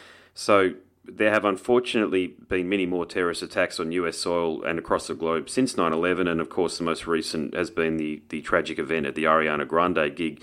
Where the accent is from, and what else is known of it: Australia